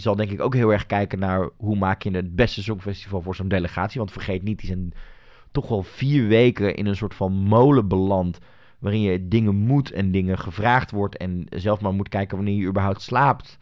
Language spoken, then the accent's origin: Dutch; Netherlands; ik als Nederlander